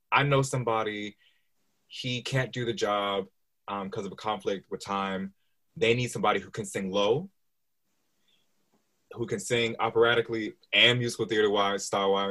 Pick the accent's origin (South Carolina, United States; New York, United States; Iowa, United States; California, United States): New York, United States; New York City; accent: general American; now in London, United Kingdom; So I'm originally from New York City. The accent is pretty much a general American accent. I don't have a strong New York accent.